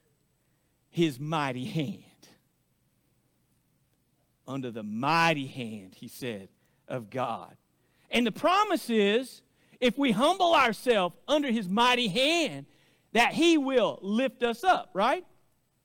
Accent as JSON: {"language": "English", "region": "Arkansas", "country": "United States", "tie": "born or raised there", "accent": "hillbilly", "moved": "yes", "lives_now": "Oklahoma, United States", "said": "growing up in Arkansas"}